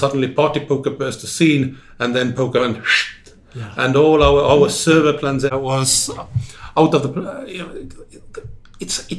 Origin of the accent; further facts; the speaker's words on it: Tartu, Tartu County, Estonia; also born or lived in Tallinn; I come from Tartu, then did a bit of stint in Tallinn, and then was in Tartu again